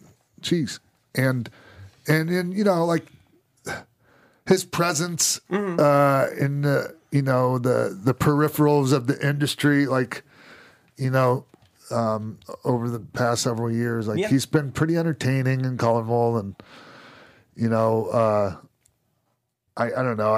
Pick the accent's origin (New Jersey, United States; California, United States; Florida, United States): Florida, United States; St. Petersburg; moved away; I was born and raised in St. Pete.